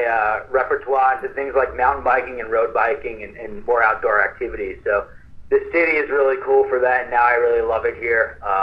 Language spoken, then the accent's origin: English; New York, United States; also born or lived in California; now in Austin, United States; So I grew up in New York, and I spent 13 years in Cali. So I'm always like a big city kind of a guy.